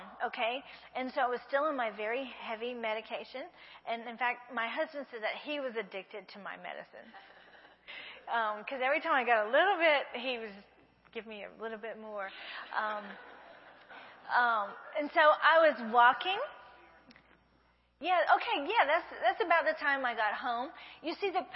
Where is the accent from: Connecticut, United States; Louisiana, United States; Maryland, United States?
Louisiana, United States; Breaux Bridge; accent: southern; moved away as an adult; now in Brazil; I'm from Brule, Louisiana, and you just don't do that to a Cajun girl